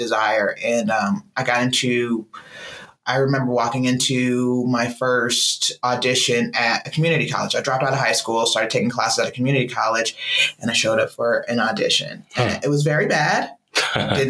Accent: Los Angeles, California, United States; Originally from South Central L.A.

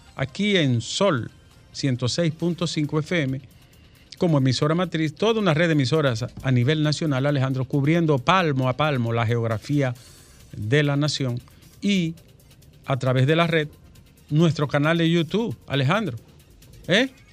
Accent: Dominican Republic; yo soy de Arroyo Toro

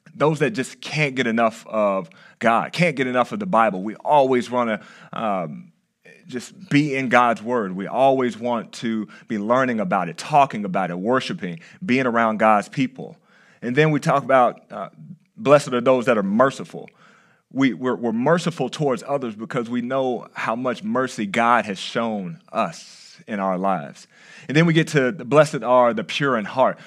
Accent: Texas, United States; now in California, United States; I'm from Texas

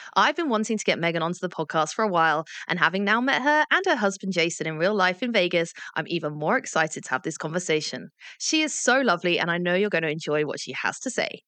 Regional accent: England, United Kingdom; As an English person

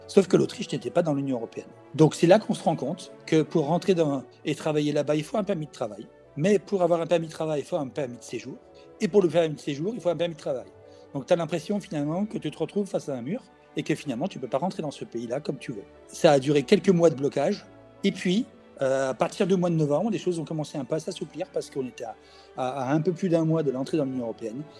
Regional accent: France; moved away as an adult; also born or lived in Vienna, Austria; je suis chez moi en France

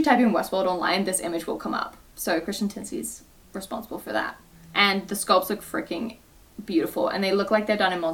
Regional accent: United Kingdom; I'm British

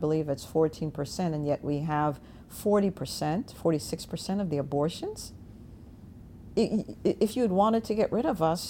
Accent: Jamaica; now in Virginia, United States; I was born in Jamaica.

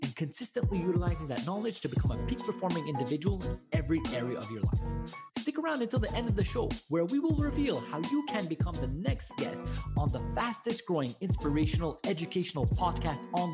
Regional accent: Montreal, Quebec, Canada; I'm from Montreal

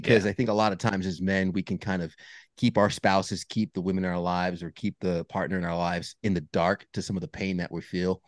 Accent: New York, United States; I grew up in New York, uh, Northeast

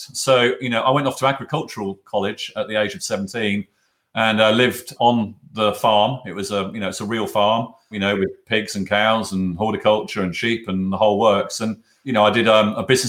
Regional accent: Norfolk, East of England, United Kingdom; also born or lived in Miami; now in Berkshire, United Kingdom; I grew up in Norfolk

